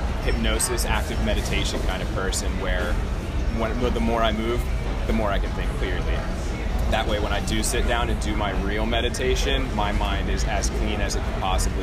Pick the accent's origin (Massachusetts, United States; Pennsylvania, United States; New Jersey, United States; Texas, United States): New Jersey, United States; moved away; I'm from New Jersey. I have a couple of friends who were down here, and that's why I came down here